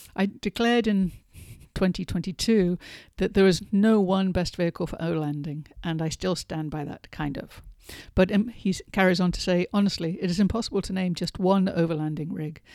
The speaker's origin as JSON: {"language": "English", "region": "England", "country": "United Kingdom", "tie": "born or raised there", "moved": "yes", "said": "I grew up in England, as you might be able to tell by my accent."}